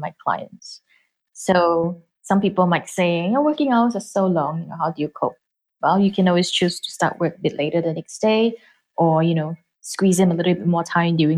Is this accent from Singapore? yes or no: yes; Singapore; as a Singaporean